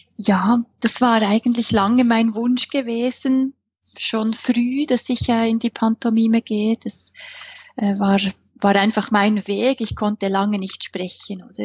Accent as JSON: {"language": "German", "country": "Switzerland", "accent": "Swiss", "said": "ich bin Schweizerin, das hört man an meinem Akzent."}